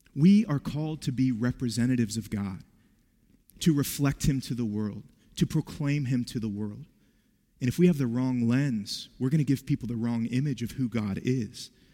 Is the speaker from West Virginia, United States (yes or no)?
yes; West Virginia, United States; I grew up in West Virginia